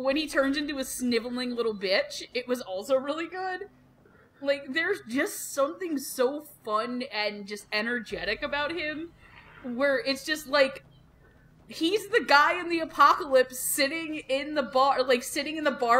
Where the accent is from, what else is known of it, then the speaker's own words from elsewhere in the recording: United States; I'm an American heathen